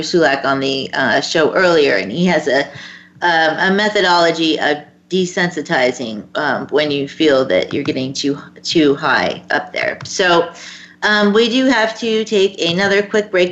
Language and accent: English; Florida, United States; my home state of Florida